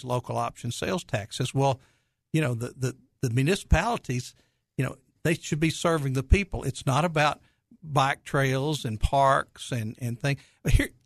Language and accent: English; Conway, Arkansas, United States; Conway is my hometown. That's where I grew up.